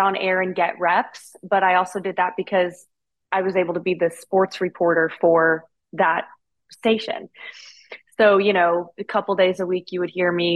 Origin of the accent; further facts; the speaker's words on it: Terre Haute, Indiana, United States; now in Houston, United States; I'm from Indiana and about an hour from Indianapolis, Terre Haute.